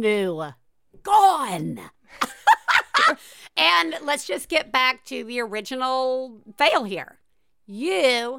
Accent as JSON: {"language": "English", "region": "the South", "country": "United States", "tie": "born or raised there", "said": "I grew up in the South."}